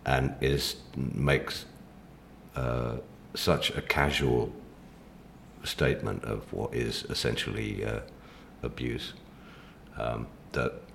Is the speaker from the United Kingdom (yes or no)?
no; Mexico; moved away; I grew up in Mexico